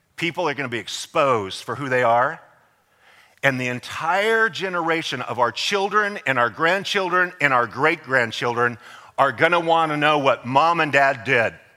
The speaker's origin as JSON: {"language": "English", "country": "United States", "said": "I am an American."}